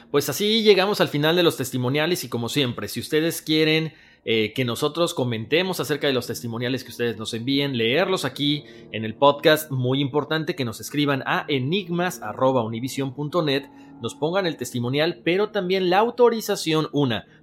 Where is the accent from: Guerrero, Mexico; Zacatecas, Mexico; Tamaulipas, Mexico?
Guerrero, Mexico; Iguala; now in Chicago, United States; Radico en Chicago, Illinois, pero soy originario de Iguala, Guerrero, México.